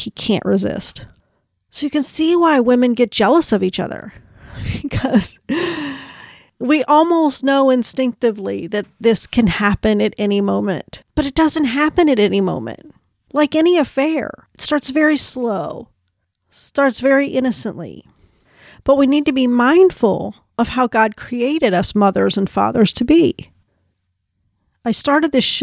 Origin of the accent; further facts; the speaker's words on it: United States; as an American or a woman from the West